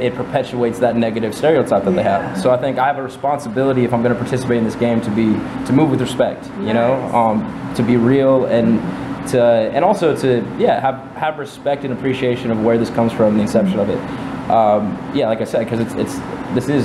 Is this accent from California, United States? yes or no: yes; Fresno, California, United States; I grew up in Fresno